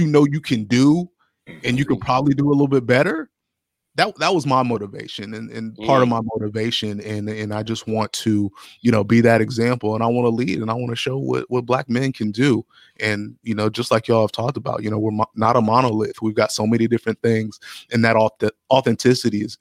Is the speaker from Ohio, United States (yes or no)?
yes; Columbus, Ohio, United States; also born or lived in Findlay, Ohio; I grew up in Columbus